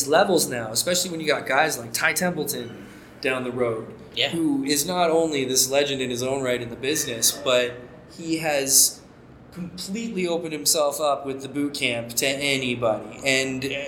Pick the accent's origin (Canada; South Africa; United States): Canada